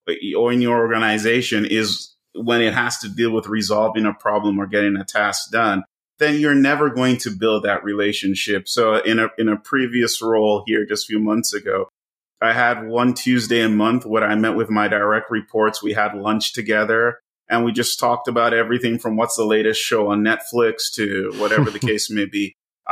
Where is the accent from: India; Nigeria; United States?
Nigeria; I come from one. I'm of Nigerian heritage. {S0} Yeah. {S1} Come from a country with high power distance. Kids are supposed to be seen and not heard